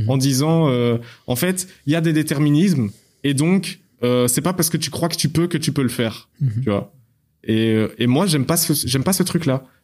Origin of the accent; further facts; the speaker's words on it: Belgium; je suis belge moi